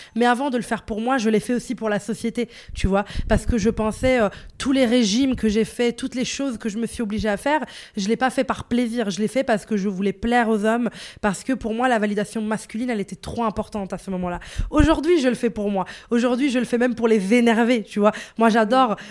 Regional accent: Morocco; je suis une femme, je suis marocaine

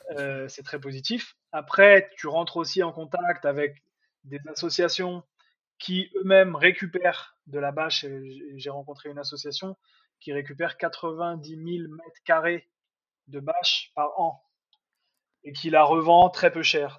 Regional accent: Nantes, Pays de la Loire, France; moved away; vu que moi je suis nantais

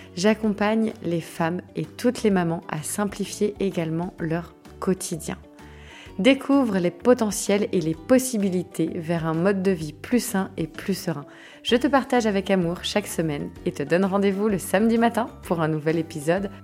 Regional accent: Brittany, France; par chez nous en Bretagne

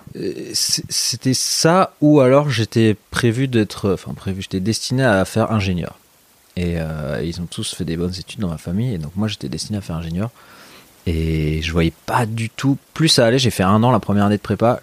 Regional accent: Meudon, Île-de-France, France; moved away as an adult; also born or lived in Lyon; je suis né à Lyon, mais j'ai grandi à Paris. Et euh, voilà, les 17 premières années de ma vie, j'étais collé à Paname. Quoi. Dans quel coin J'étais dans la banlieue de, Meudon

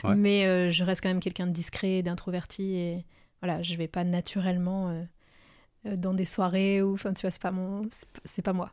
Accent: Pas-de-Calais, Hauts-de-France, France; je suis née dans le Pas-de-Calais, euh, c'est toujours là que je vis, d'ailleurs

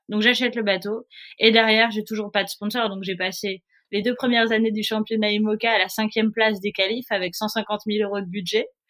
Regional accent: Nice, Provence-Alpes-Côte d'Azur, France; also born or lived in Paris; je suis née à Paris euh, et à l'âge de 3 ans, mes parents ont eu la bonne idée de déménager à Nice

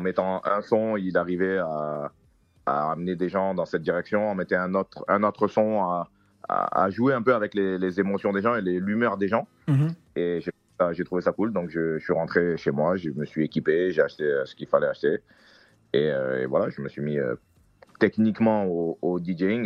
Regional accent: Côte d’Ivoire; je suis ivoirien, de tribu Djoula

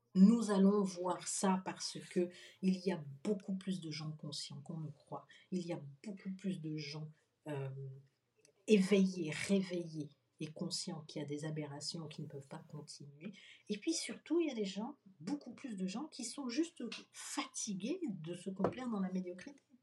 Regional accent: Benin; je suis béninois

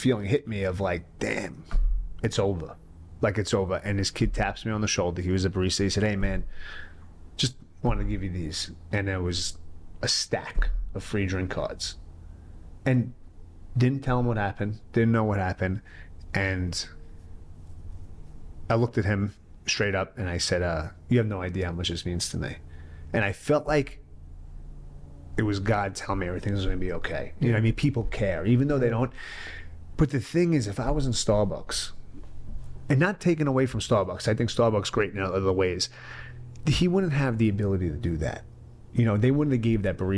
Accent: New York City, New York, United States; I'm from the born and raised in the Bronx

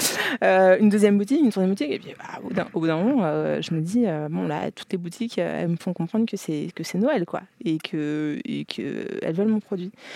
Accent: France; je suis née, j'ai grandi en France

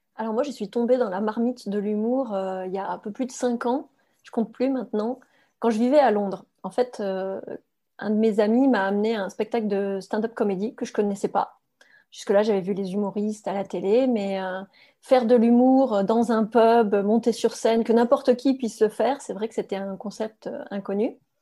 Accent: France; first language French; moved away as an adult; also born or lived in England; je suis quand même française

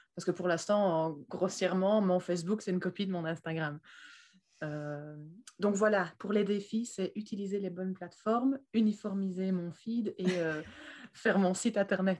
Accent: Belgium; je viens de Belgique

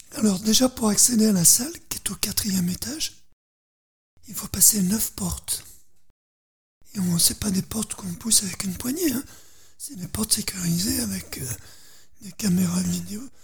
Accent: Dauphiné, Auvergne-Rhône-Alpes, France; je suis dans la terre du Dauphiné

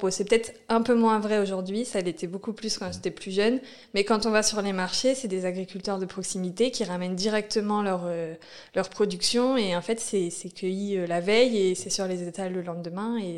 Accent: Normandy, France; En Normandie, dans l'Eure. Euh, là où il n'y a presque pas de ville, mais un peu quand même.

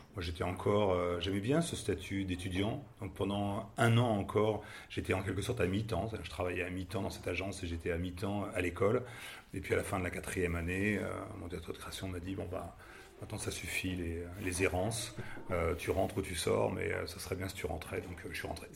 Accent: Paris, Île-de-France, France; moved away as an adult; now in Nantes, France; je viens de Paris

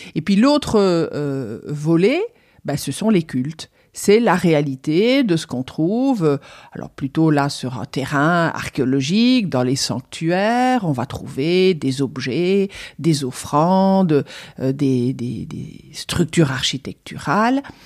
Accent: Liège, Wallonia, Belgium; moved away as an adult; also born or lived in Germany / Rome, Italy; now in Toulouse, France; j'ai eu la chance d'avoir au lycée, c'était en Belgique, je suis belge d'origine. C'était à Liège

